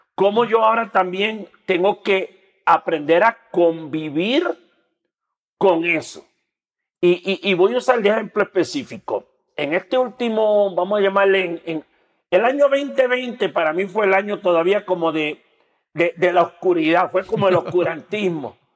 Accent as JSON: {"language": "Spanish", "country": "Puerto Rico", "moved": "as an adult", "lives_now": "Mexico City, Mexico", "said": "soy de Puerto Rico, soy un boricua que vive en México"}